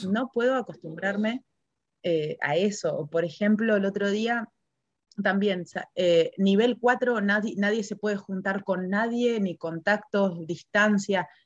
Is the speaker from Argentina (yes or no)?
yes; Argentina; moved away as an adult; now in New Zealand; me siento todavía muy argentina